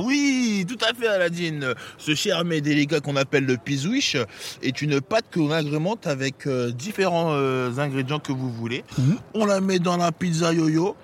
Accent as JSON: {"language": "French", "area": "Les Sanqueuses", "region": "Île-de-France", "country": "France", "tie": "born or raised there", "said": "c'est les Sanqueuses, t'as vu, c'est là où j'ai grandi"}